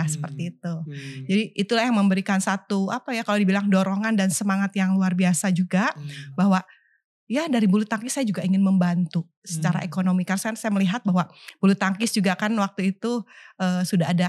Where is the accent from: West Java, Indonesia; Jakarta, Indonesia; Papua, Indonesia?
West Java, Indonesia; Tasikmalaya; masa kecil saya ya waktu di Tasik itu sebetulnya kami e, dari keluarga kurang mampu waktu itu.